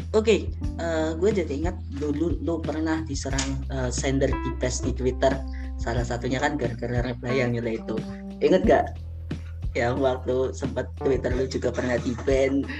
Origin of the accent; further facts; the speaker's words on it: Java, Indonesia; gua juga orang Jawa